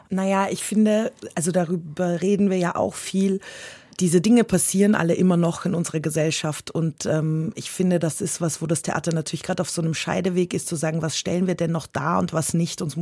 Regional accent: Austria; habe so gedacht, naja, ich mag ja Herausforderungen und ich bin ja aus Österreich und ich mag Bergsteigen

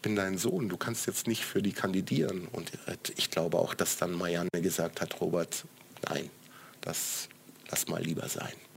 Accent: Swabia, Baden-Württemberg, Germany; moved away as an adult; also born or lived in Frankfurt; now in Berlin, Germany; ich komme aus Baden-Württemberg, also ich bin Schwabe

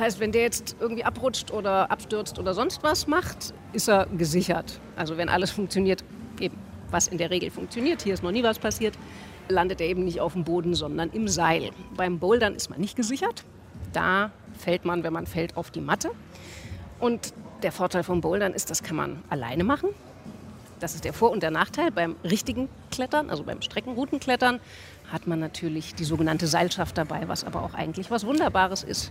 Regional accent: Frankfurt am Main, Hesse, Germany; moved away as an adult; also born or lived in Offenbach / Vienna; now in Berlin, Germany; Ich bin in der Einflugschneise vom Frankfurter Flughafen groß geworden.

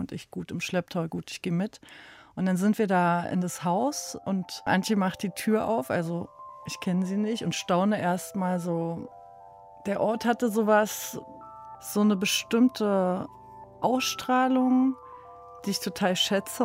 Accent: Berlin, Germany; wir sind auch aus Ostberlin, eben Ostberlin groß geworden

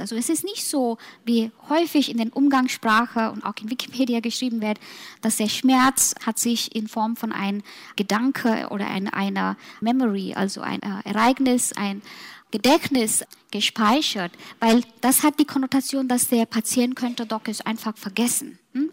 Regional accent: Mumbai, Maharashtra, India; German is a second language; now in Germany; nach meinen Heimat gehen, Mumbai

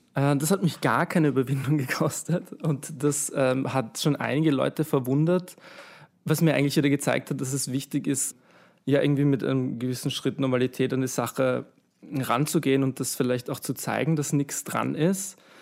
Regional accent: Vienna, Austria; ich bin aus Wien

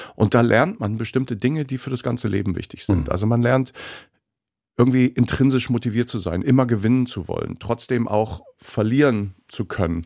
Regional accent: Osterode am Harz, Lower Saxony, Germany; moved away; also born or lived in Bremen; Kindheit damals in Osterode am Harz und in Schwiegershausen

